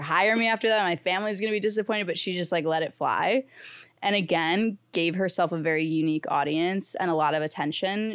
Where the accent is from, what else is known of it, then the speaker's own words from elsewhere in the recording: St. Louis, Missouri, United States; now in New York City, United States; I'm from Saint Louis, I'm a Blues fan